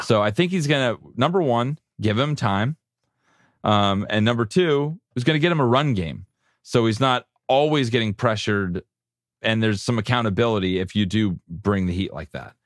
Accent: San Diego, California, United States; I'm from San Diego

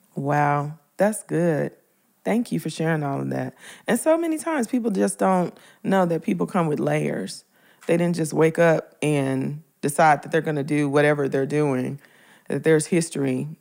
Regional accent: Memphis, Tennessee, United States; moved away; I'm from Memphis originally. I'm from Orange Mound, Memphis, Tennessee. I'm from the hood

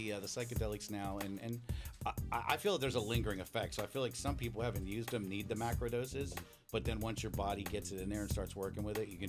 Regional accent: Florida, United States; moved away as an adult; also born or lived in Pennsylvania; now in California, United States; growing up in Florida

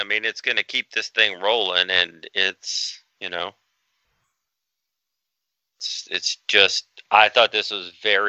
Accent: the South, United States; I'm from the South.

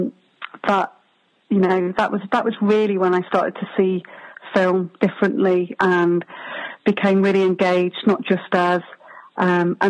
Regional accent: Warrington, North West England, United Kingdom; also born or lived in Liverpool; I grew up in Warrington.

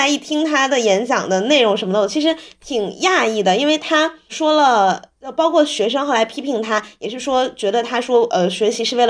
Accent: Beijing, China; 本首都做题家，

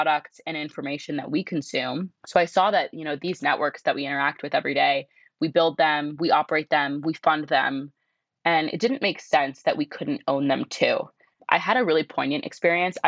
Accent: Southern California, United States; also born or lived in Connecticut; I'm from Southern California, but really was born and for like the first decade of my life grew up in Connecticut

